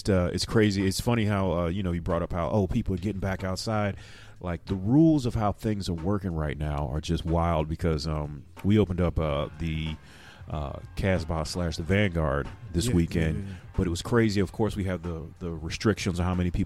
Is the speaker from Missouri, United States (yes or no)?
yes; Missouri, United States; now in Indiana, United States; I'm originally from Missouri